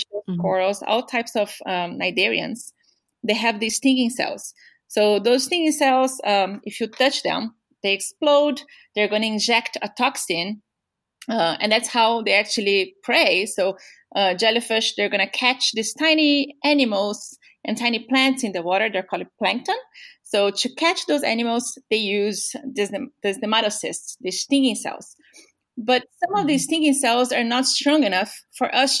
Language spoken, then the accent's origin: English; São Paulo, Brazil; English is a second language; moved away as an adult; I'm from Brazil. And then my parents every summer, so we are from São Paulo.